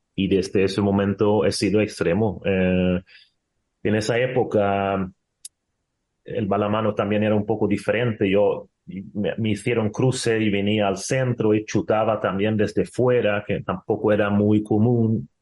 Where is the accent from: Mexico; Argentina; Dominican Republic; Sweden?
Sweden; Spanish is a second language; moved away as an adult; also born or lived in Spain; now in Portugal; dejar tu país con 20 años, gracias a Dios que estuve viviendo dos años solo en Suecia sin mi madre